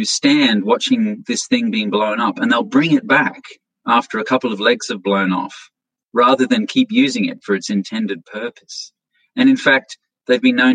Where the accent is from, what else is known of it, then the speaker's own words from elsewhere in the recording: Australia; now in United States; I'm originally an Australian, and I live in the United States, and I travel back to Australia.